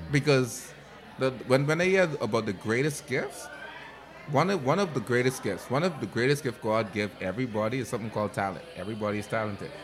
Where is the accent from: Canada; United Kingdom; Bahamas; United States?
Bahamas; I come from Toten Water